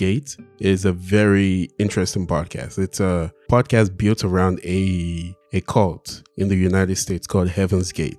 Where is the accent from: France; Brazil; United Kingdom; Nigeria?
Nigeria; growing up in Nigeria, I went to all the churches possible.